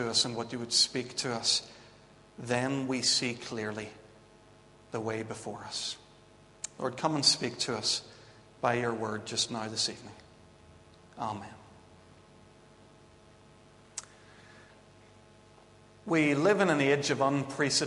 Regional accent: Belfast / Bangor, Northern Ireland, United Kingdom; also born or lived in Vancouver; I was flying home from Vancouver to Belfast and then on to Bangor to see Claire and to get married

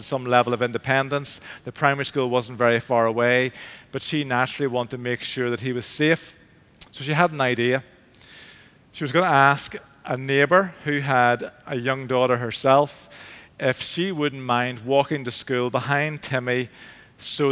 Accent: Belfast, Northern Ireland, United Kingdom; moved away as an adult; also born or lived in England; I grew up in St. Finian's in East Belfast, the Church of Ireland Church

